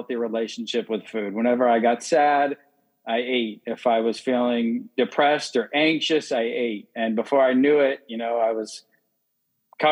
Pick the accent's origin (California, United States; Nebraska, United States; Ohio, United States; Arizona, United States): Arizona, United States; Phoenix; moved away; I'm from Phoenix, Arizona